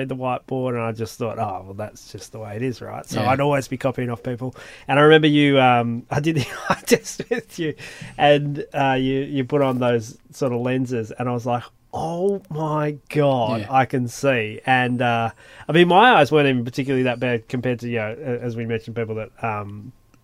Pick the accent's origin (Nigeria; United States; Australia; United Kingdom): Australia; Melbourne, Victoria; now in Western Australia, Australia; I'm from Melbourne originally